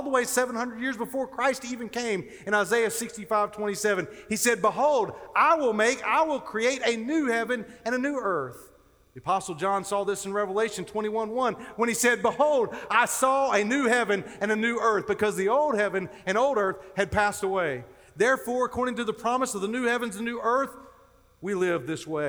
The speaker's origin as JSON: {"language": "English", "region": "North Carolina", "country": "United States", "tie": "born or raised there", "said": "I grew up in North Carolina, as Dr. Whitfield referenced, and I actually grew up down near the coast"}